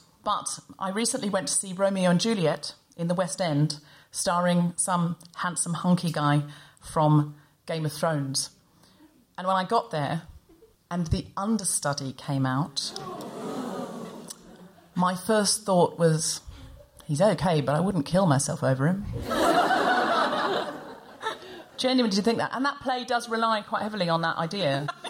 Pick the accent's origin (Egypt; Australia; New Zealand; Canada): Australia; I'm not really posh, Sophie. I'm from Australia. I'm essentially... Have you seen Muriel's Wedding? Yeah, that's where I'm from.